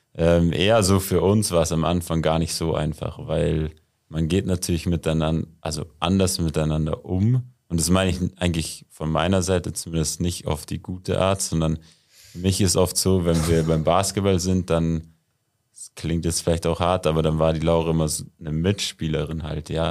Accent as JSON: {"language": "German", "town": "Murnau", "region": "Bavaria", "country": "Germany", "tie": "born or raised there", "said": "bin ja in Murnau aufgewachsen"}